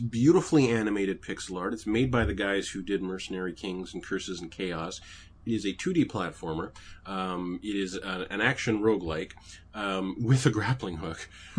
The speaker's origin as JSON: {"language": "English", "country": "Canada", "said": "At least I'm Canadian."}